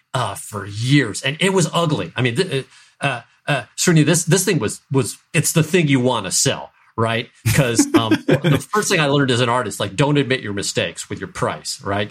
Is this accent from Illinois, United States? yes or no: no; St. Louis, Missouri, United States; I grew up in Saint Louis, Missouri